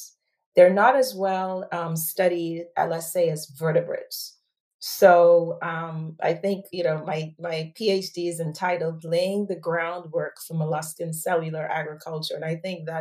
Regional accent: Bahamas; moved away as an adult; also born or lived in United States; now in United Kingdom; born and raised in the Bahamas.

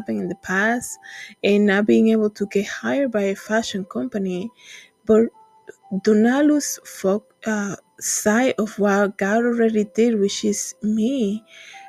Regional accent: Dominican Republic; moved away; when I was in church growing up in the Dominican Republic

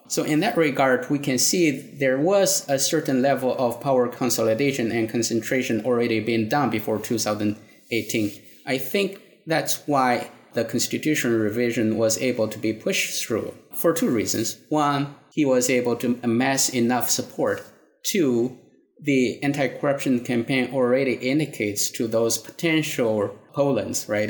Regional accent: China; moved away as an adult; also born or lived in Singapore; now in United States; I grew up in China, had my uh, undergraduate education there. After that, I went to Singapore and then came to the United States for my PhD degree.

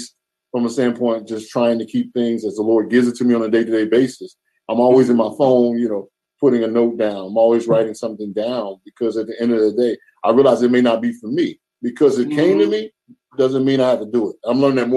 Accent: Charlotte, North Carolina, United States; moved away; I'm from the South, from Charlotte

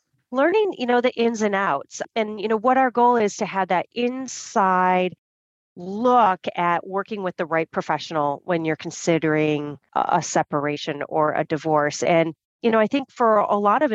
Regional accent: United States; I'm American

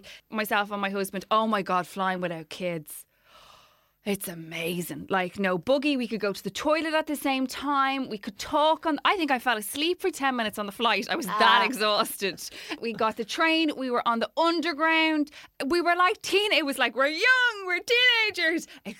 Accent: Ireland

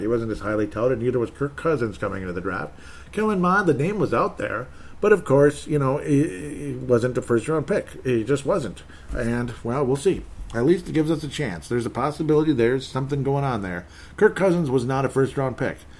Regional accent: Golden Valley, Minnesota, United States; I was born here too. It's my hometown.

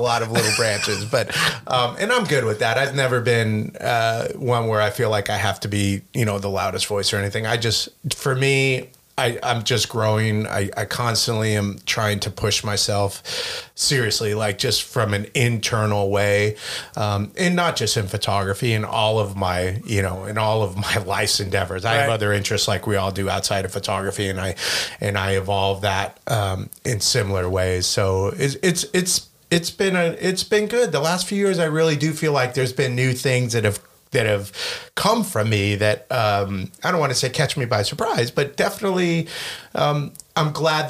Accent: Washington, District of Columbia, United States; born there; No, I was born in D.C., man.

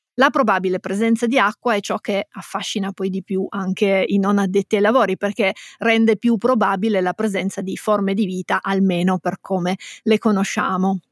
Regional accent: Piedmont, Italy; siamo piemontesi

